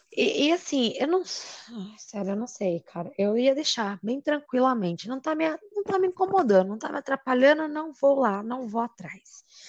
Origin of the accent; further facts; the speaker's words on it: Brazil; nós somos brasileiros